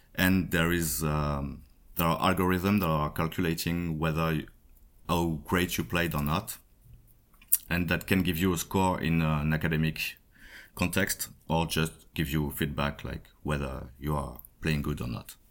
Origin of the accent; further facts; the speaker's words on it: Paris, Île-de-France, France; from Paris, France